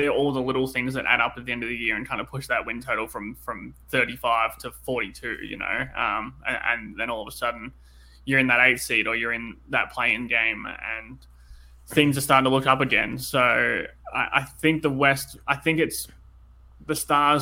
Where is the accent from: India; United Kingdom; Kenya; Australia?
Australia; accent: Australian; I'm obviously in Australia, as you know, the listeners can tell from my accent